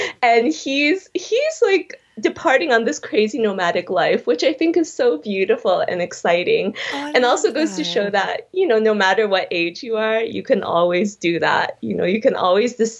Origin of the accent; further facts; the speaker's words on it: Chicago, Illinois, United States; also born or lived in Berlin; I grew up in Chicago